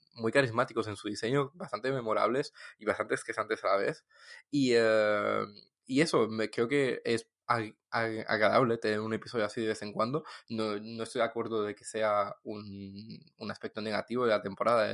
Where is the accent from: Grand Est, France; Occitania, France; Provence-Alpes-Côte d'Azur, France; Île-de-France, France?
Occitania, France; Toulouse; de Toulouse